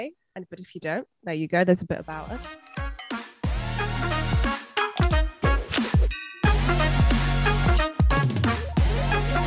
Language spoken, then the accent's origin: English; England, United Kingdom; I'm 23. I'm from England